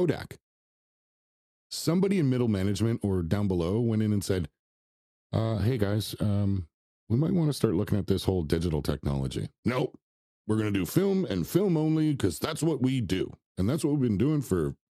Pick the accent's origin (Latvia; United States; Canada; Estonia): Canada; Toronto, Ontario; I'm from Toronto, so our media is all about the Toronto Maple Leafs